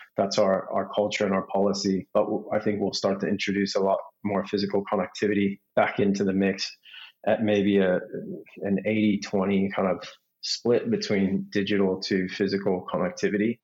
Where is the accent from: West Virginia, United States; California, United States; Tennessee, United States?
California, United States; Los Angeles; moved away as an adult; also born or lived in San Diego; now in Australia; I'm from Southern California. My family's well, six generations from Los Angeles. So I grew up there